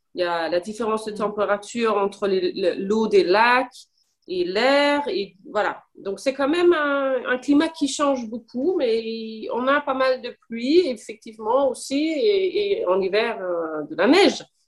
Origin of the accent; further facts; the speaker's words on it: Copenhagen, Capital Region of Denmark, Denmark; first language Danish and English; French is a second language; moved away as an adult; also born or lived in Paris, France; now in Switzerland; Je suis née au Danemark, à Copenhague. Et j'ai vécu à peu près 19-20 ans au Danemark.